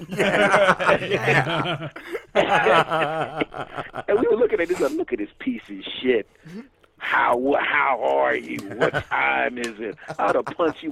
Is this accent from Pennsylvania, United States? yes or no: yes; Philadelphia, Pennsylvania, United States; we're both from Philly, tough areas